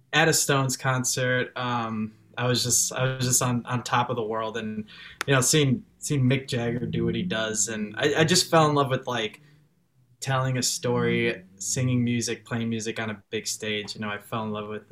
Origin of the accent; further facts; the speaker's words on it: Chicago, Illinois, United States; accent: Chicago; first language French; English is a second language; also born or lived in France; I was born in Chicago, but I moved to France like when I was 2 months old